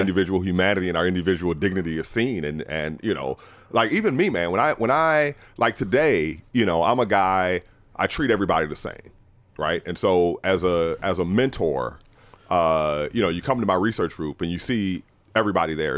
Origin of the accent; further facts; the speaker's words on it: New Orleans, Louisiana, United States; moved away; I'm from New Orleans originally